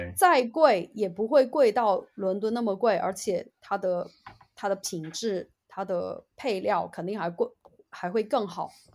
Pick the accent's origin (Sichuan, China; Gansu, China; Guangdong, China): Sichuan, China; moved away as an adult; 作为四川人